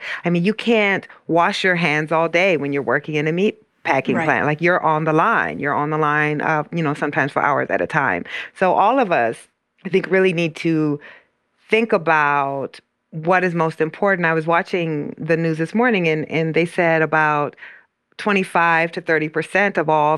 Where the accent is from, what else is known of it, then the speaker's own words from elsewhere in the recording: Iowa, United States; the plant in my hometown is in Iowa